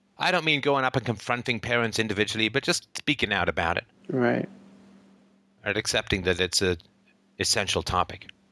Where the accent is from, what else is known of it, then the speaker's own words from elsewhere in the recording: Ireland; I happen to be born in Ireland.